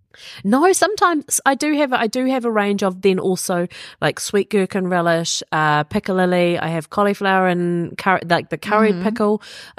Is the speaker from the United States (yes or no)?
no; New Zealand; Jason Momoa, the one, the only, basically we've adopted him as a New Zealander.